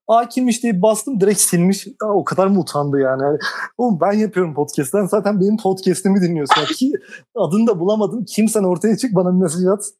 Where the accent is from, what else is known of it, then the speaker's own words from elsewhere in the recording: Ankara, Turkey; üniversite için şehir değiştirmediğimden mi ama Ankara